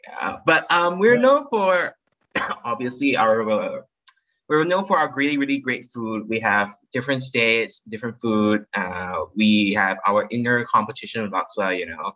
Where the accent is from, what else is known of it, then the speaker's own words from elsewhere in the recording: Kuching, Sarawak, Malaysia; now in Kuala Lumpur, Malaysia; I'm born and raised in Malaysia. I come from a small town. Well, it used to be a small town called Kuching, Sarawak, Malaysia.